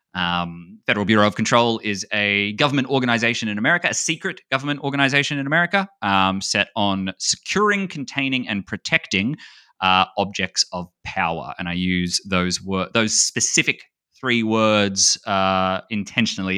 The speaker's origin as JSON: {"language": "English", "country": "Australia", "said": "being Australian, we call Cheerios like something different. Like Cheerios for us are like little hot dogs"}